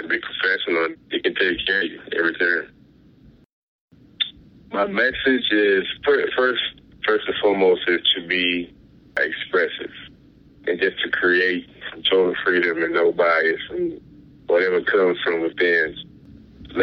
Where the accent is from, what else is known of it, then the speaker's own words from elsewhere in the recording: Goldsboro, North Carolina, United States; moved away as an adult; now in Kinston, United States; Currently located in Kinston, with a SMART Kinston program, but I'm from Goldsboro